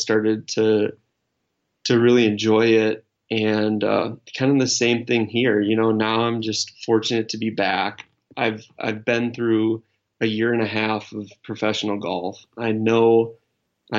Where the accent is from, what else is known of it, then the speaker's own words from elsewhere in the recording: Wisconsin, United States; when I was growing up in Wisconsin